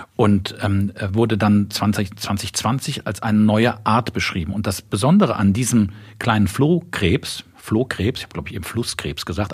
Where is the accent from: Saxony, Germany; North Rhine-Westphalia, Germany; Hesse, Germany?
North Rhine-Westphalia, Germany; Cologne; Ich bin Kölner, ich habe beim ersten FC Köln Fußball angefangen zu spielen